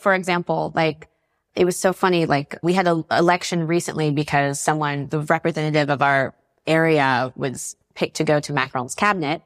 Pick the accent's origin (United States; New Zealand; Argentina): United States; North Carolina; moved away as an adult; now in Paris, France; I grew up in North Carolina